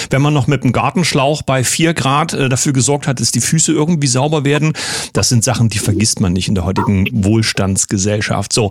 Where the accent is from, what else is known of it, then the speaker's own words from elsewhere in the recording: Saxony, Germany; Kommen unsere Gäste aus meiner Heimat, ich würde mal sagen, endlich normale Leute. Grüße nach Sachsen zu Rocco und Nancy.